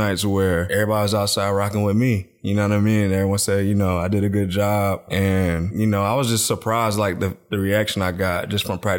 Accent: North Carolina, United States; Well, I'm from the 252. I went to high school in the 252.

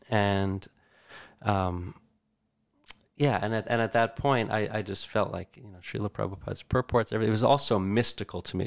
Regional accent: Middletown, New Jersey, United States; I grew up, Middletown, New Jersey

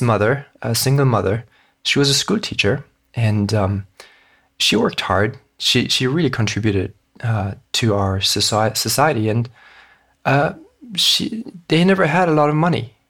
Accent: Hong Kong; I was born and raised in Hong Kong

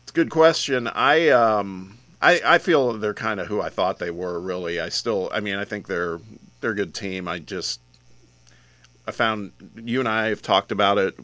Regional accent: Midwest, United States; now in Tennessee, United States; when I was growing up in the Midwest

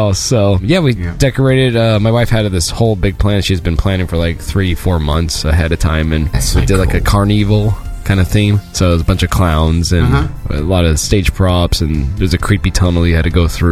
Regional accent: Ventura, California, United States; Ventura, which is my hometown

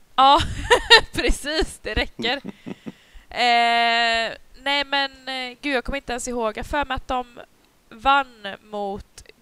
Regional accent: Gothenburg, Västra Götaland, Sweden; accent: Gothenburg dialect (göteborgska); moved away as an adult; now in Upplands Väsby, Sweden; jag har bara bott här i ett år. Jag antar jo. att jag fortfarande snackar göteborgska

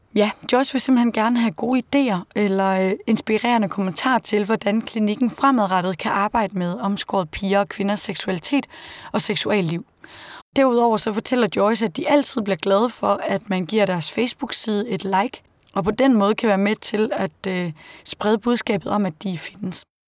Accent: Denmark; hjemme i Danmark

